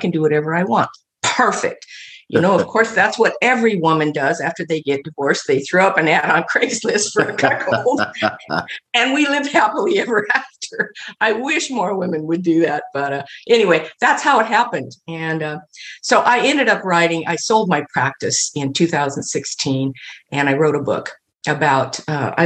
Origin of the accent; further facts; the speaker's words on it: Midwest, United States; moved away as an adult; also born or lived in Los Angeles; I grew up in the Midwest, very conservative family